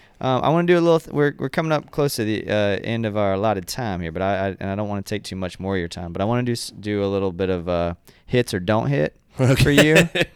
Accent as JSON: {"language": "English", "region": "Central Florida", "country": "United States", "tie": "born or raised there", "said": "I grew up in Central Florida, so growing up right down the street from Daytona."}